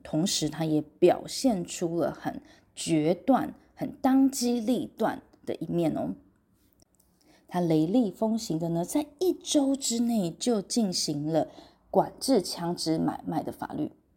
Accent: Taiwan; 我们台湾这边

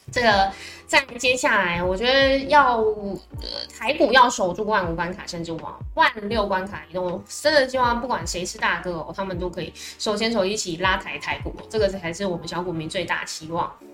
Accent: Tainan, Taiwan; 我发现身为台南人

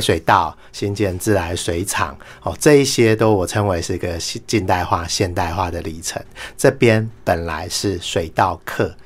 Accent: Taiwan; 我们台湾人

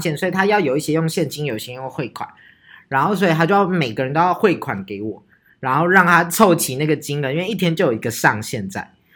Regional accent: Taichung, Taiwan; 这就是我们北屯人

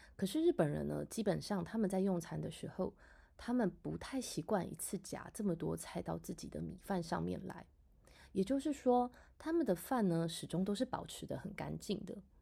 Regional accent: Taiwan; 我们台湾人呢，在吃饭的时候呢

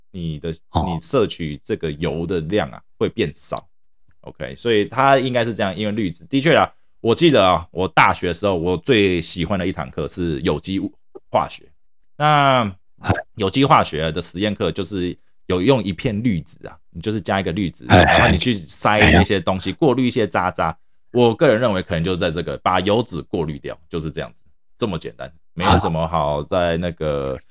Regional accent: Taiwan; 我们台湾人啊，亚洲人饮食啊，偏好比较属于那种高盐、高盐、高油

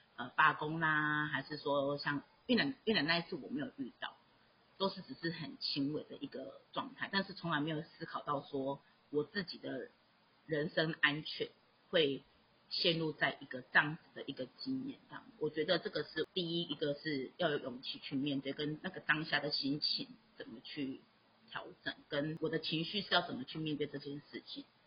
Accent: Taiwan; moved away; also born or lived in Myanmar; 我就是台湾人

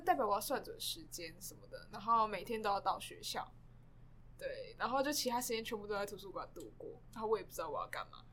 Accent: New Taipei, Taiwan; 因为我是新北人，然后其实我到台北上学

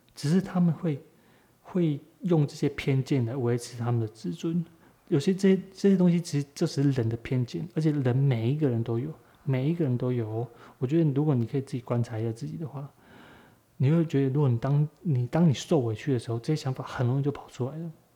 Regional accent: Taiwan; 身为，身为台湾人

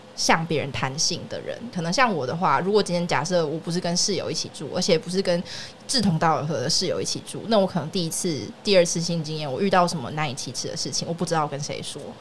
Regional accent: Yunlin County, Taiwan; now in Taipei, Taiwan; 你知道云林乡下没有这种事情

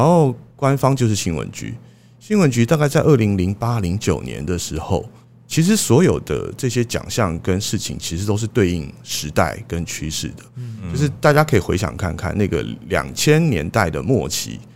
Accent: Taiwan; 我们台湾

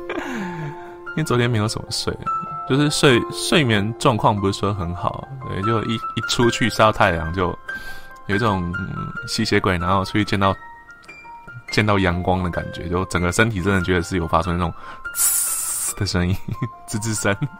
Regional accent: Tainan, Taiwan; 虽然我是台湾人

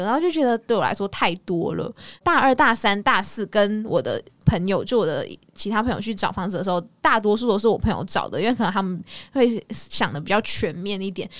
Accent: Malaysia; moved away as an adult; now in Taiwan; 我是马来西亚人嘛，然后到台湾

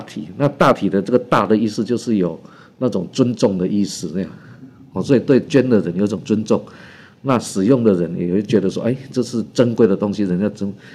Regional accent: Taiwan; 就是我们台湾人民的购买力哈，在全世界是排名第十名哦

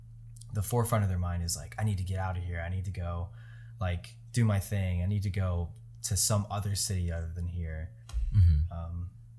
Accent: United States; It's definitely, I think, a hot topic, especially as an American, because for whatever reason, I think just maybe based on the way that this culture is very individualistic.

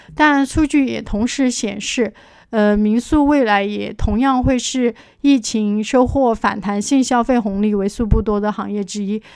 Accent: Chengdu, Sichuan, China; 我来自四川成都， 在两岸民宿行业有八年的从业经历

